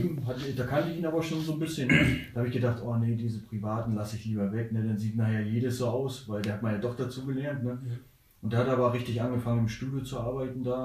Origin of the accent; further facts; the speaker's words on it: Neubrandenburg, Mecklenburg-Vorpommern, Germany; moved away as an adult; now in Hamburg, Germany; Vorher komme ich, äh, aus Neubrandenburg gewesen, ne? viele Jahre